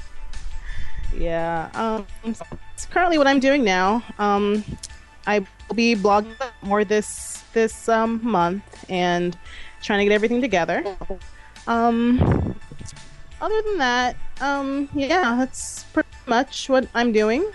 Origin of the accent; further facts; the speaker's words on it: DC area, Maryland, United States; I'm born and raised in Maryland, um, actually from the DC area.